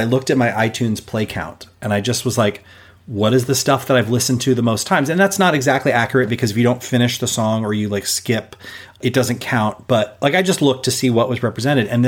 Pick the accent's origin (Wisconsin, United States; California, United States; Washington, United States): California, United States; Los Angeles; growing up in Los Angeles, we have this very influential radio station, KROQ, K-Rock. And it's just part of my identity as a Los Angelino